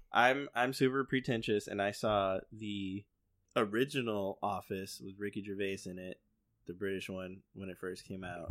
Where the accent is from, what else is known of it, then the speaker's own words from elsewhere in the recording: Chicago, Illinois, United States; we grew up in Chicago